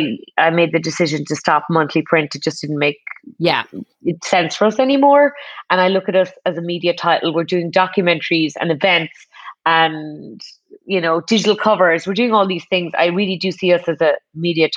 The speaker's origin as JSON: {"language": "English", "country": "Ireland", "said": "as an Irish person"}